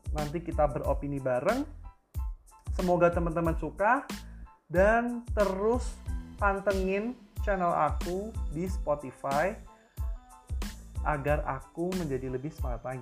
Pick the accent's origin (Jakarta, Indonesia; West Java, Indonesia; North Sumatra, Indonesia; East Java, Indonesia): East Java, Indonesia; Tulungagung; asal aku dari Tulungagung, Jawa Timur